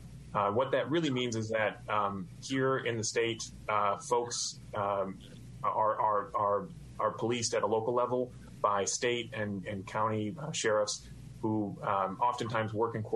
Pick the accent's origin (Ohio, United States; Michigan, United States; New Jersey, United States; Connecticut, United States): Michigan, United States; moved away as an adult; now in Mississippi, United States; I grew up in Michigan and moved to Mississippi a little over 10 years ago